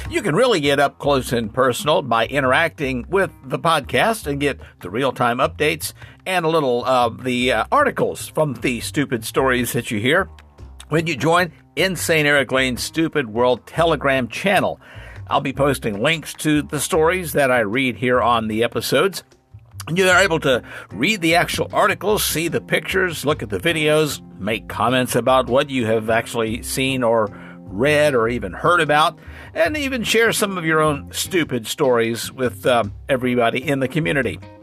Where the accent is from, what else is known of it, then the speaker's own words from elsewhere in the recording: Arkansas, United States; my home state of Arkansas